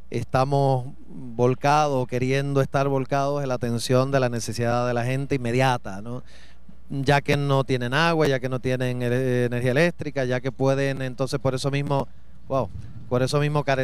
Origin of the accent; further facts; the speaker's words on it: Coamo, Puerto Rico; Yo soy de Cuamo.